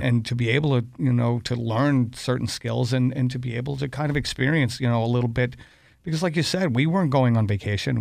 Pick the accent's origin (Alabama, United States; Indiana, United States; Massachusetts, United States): Massachusetts, United States; Boston; growing up in Dorchester